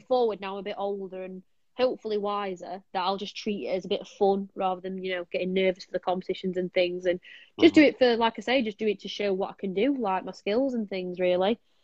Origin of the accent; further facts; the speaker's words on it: Sheffield, Yorkshire and the Humber, United Kingdom; I'm from Sheffield